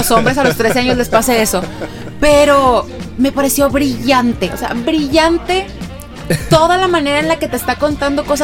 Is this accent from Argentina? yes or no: no; Mexico; nosotros como mexicanos estamos entendiendo.